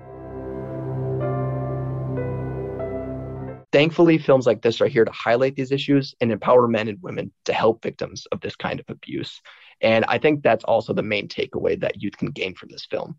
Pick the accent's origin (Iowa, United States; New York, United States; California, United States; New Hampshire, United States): Iowa, United States; Indianola; I'm from Indianola, Iowa